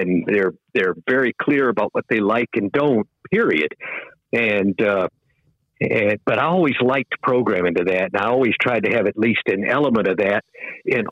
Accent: Daytona Beach, Florida, United States; moved away as an adult; also born or lived in Tallahassee, Florida; I grew up very near Daytona Beach

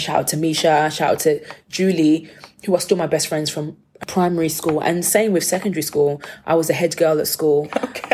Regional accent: United Kingdom; I'm the Brit

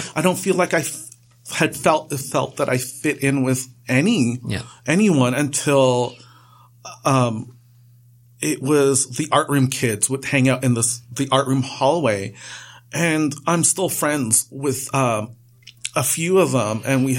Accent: Trinidad & Tobago; now in Canada; I'm not from Pakistan. I'm from Trinidad. And you know, it's just prejudging as well. You know, Trinidad is such a mix of cultures and ethnic backgrounds all meshed together.

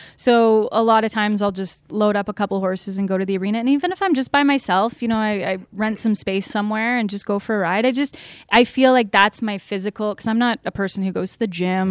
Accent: London, Ontario, Canada; I grew up in London, Ontario

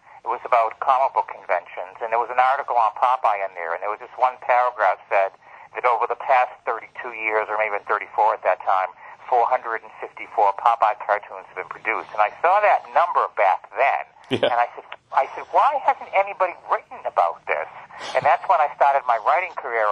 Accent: Boston, Massachusetts, United States; also born or lived in Rhode Island; in Boston, Massachusetts, we had a neighboring community

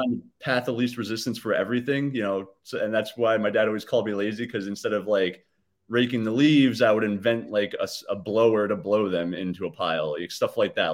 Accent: Hyde Park, New York, United States; also born or lived in Poughkeepsie, New York / Fishkill, New York; was born in Poughkeepsie, like you mentioned. Um, and then I kinda grew up in Hyde Park

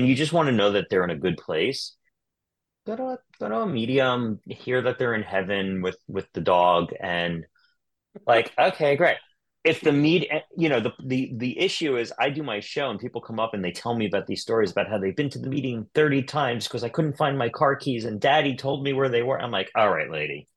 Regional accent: Long Island, New York, United States; I grew up in Long Island

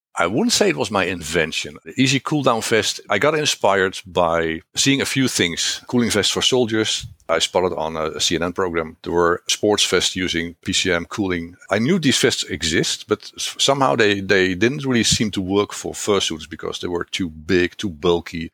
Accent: Netherlands; first language Dutch; English is a second language; I am from the Netherlands.

